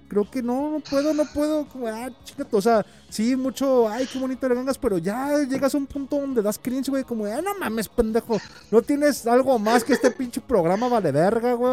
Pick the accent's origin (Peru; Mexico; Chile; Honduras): Mexico; Jalisco; soy de Jalisco